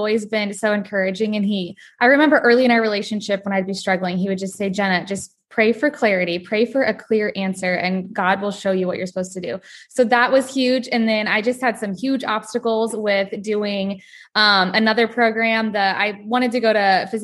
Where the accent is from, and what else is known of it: Nebraska, United States; born or raised there